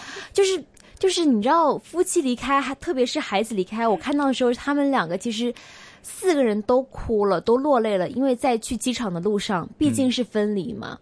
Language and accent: Chinese; China; moved away as an adult; now in Hong Kong; 我们离开内地来香港求学